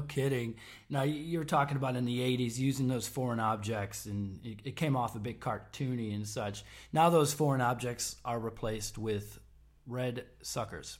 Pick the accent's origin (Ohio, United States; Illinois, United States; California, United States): Illinois, United States; Palatine; moved away; I'm from Palatine